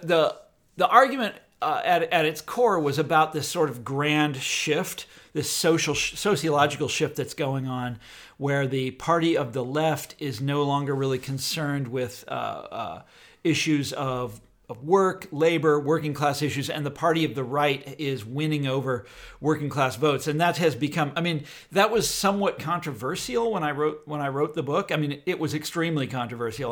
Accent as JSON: {"language": "English", "region": "Kansas", "country": "United States", "tie": "born or raised there", "said": "I lived in Kansas, which was always Republican"}